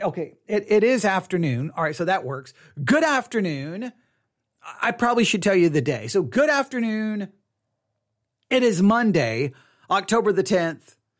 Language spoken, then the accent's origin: English; Texas, United States; I'm a Texan